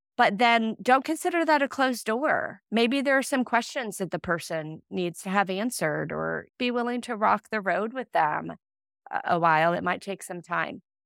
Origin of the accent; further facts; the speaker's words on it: Iowa, United States; moved away as an adult; also born or lived in Illinois / Saint Louis; I'm from Iowa, I was going to school in Illinois